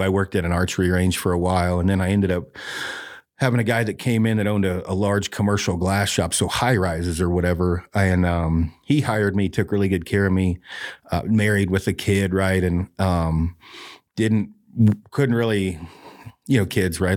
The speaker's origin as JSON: {"language": "English", "town": "Detroit Lake", "region": "Oregon", "country": "United States", "tie": "born or raised there", "said": "Oregon, yep. Uh, Detroit Lake, Oregon"}